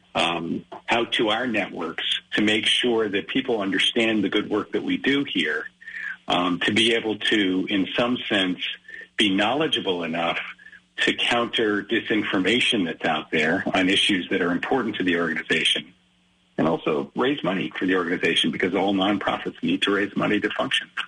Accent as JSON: {"language": "English", "town": "Great Neck", "region": "New York", "country": "United States", "tie": "born or raised there", "also_born_or_lived": "Rochester, New York / Brunswick, Maine", "said": "we moved to Great Neck. Um, so I grew up the rest of my childhood on Long Island"}